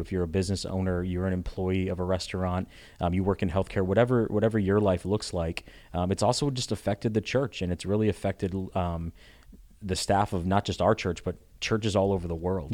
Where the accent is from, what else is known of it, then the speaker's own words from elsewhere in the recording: Connecticut, United States; moved away as an adult; also born or lived in Richmond, Virginia; I'm from Connecticut originally.